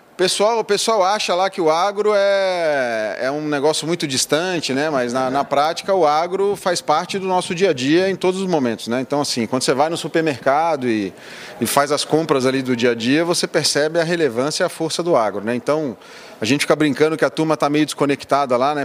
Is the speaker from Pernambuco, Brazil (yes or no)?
no; Rio de Janeiro, Brazil; moved away; also born or lived in Londrina; eu nasci no Rio, sou natural do Rio